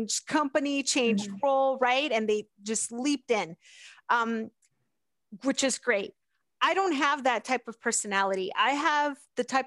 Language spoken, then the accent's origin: English; Pittsburgh, Pennsylvania, United States; also born or lived in South America; I grew up in the Pittsburgh area